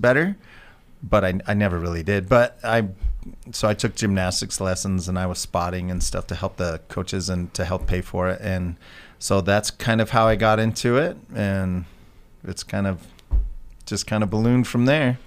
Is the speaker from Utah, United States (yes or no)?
yes; Price, Utah, United States; I'm from I'm from a little town in eastern Utah, Price, Utah